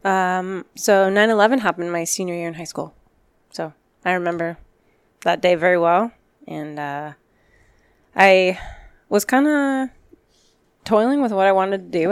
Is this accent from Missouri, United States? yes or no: no; Glendale, Arizona, United States; I grew up in Glendale